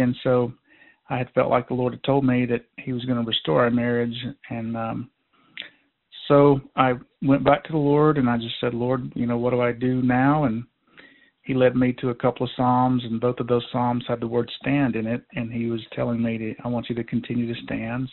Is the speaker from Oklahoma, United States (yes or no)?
no; Georgia, United States; moved away as an adult; now in North Idaho, United States; I was born and raised in Georgia